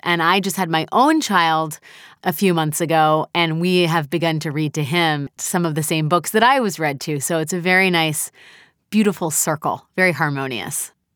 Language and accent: English; United States; I'm an American